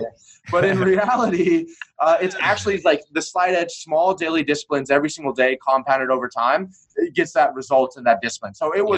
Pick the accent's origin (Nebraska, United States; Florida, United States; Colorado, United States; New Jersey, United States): Florida, United States; Destin; I was at Starbucks, which I used to work out at in my hometown of Destin, Florida.